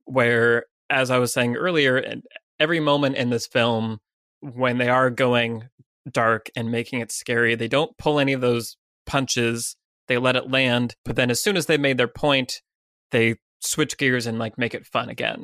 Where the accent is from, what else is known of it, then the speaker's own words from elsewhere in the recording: United States; as an American